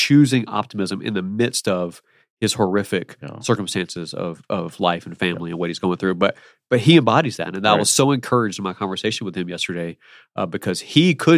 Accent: Alabama, United States; I'm from Alabama, not Birmingham, but I'm from Alabama. Originally.

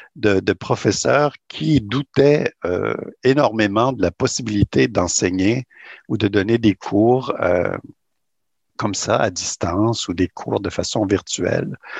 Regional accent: Rimouski, Quebec, Canada; also born or lived in New Brunswick / Montreal; now in Toronto, Canada; je suis né au Québec euh, dans la belle région du Bas-Saint-Laurent. Je suis originaire de Rimouski, dans le Bas-Saint-Laurent

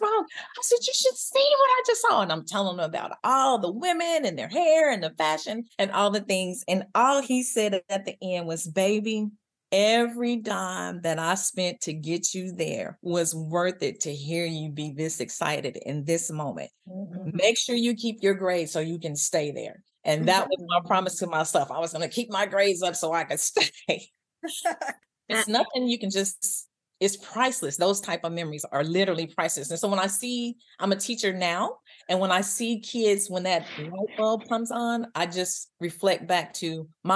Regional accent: Wichita, Kansas, United States; moved away as an adult; I'm from Wichita, Kansas

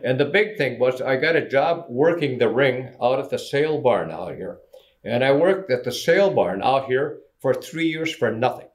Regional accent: Benson, Minnesota, United States

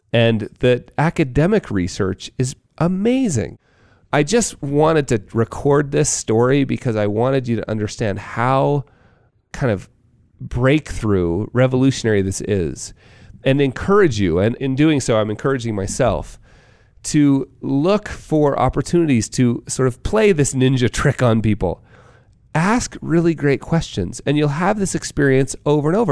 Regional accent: Park City, Utah, United States; here in my hometown of Park City

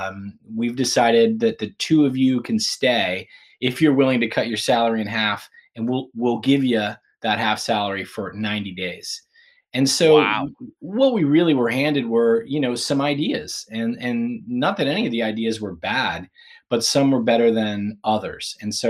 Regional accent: Pittsburgh, Pennsylvania, United States; Yeah, I grew up in Pittsburgh, Pennsylvania. And I spent the first few years in an area called Point Breeze and then moved to Oakmont.

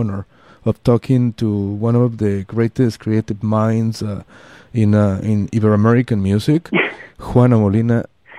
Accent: Mexico City, Mexico; I'm Mexican. I'm from Mexico City.

